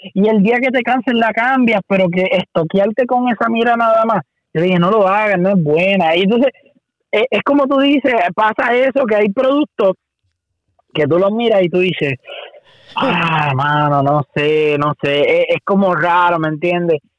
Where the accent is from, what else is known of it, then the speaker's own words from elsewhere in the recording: Puerto Rico; soy el único boricua